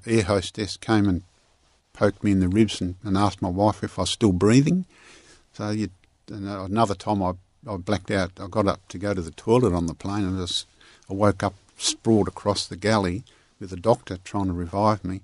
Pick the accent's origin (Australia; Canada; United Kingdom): Australia; Parkerville, Western Australia; the way I grew up in Parkaville